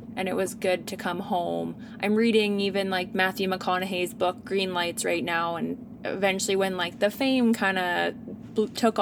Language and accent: English; Ardrossan, Alberta, Canada; I grew up in Ardrossan